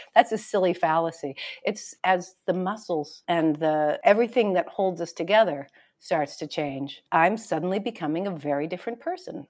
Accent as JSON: {"language": "English", "region": "Hawaii", "country": "United States", "tie": "born or raised there", "said": "I was born in Hawaii and my parents were both raised in Hawaii."}